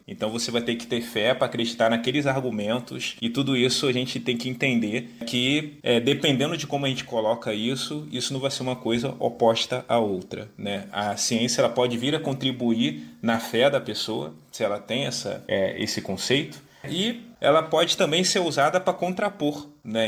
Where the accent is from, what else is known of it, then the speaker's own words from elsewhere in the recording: Rio de Janeiro, Brazil; E sou natural aqui do Rio, moro aqui no Rio